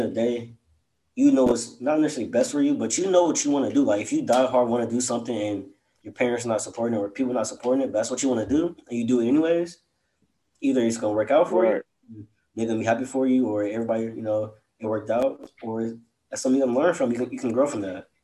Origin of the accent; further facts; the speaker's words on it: College Station, Texas, United States; growing up in College Station